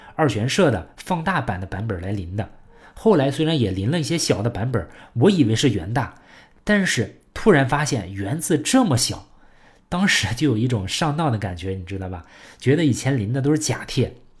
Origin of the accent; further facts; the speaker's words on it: China; 我们中国人